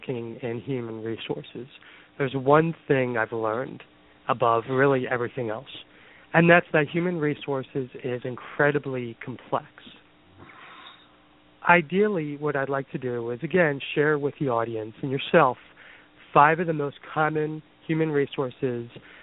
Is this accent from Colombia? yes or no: no; Philadelphia, Pennsylvania, United States; now in Boston, United States; I am originally from Philadelphia and have been in the Boston area for the past 25 years.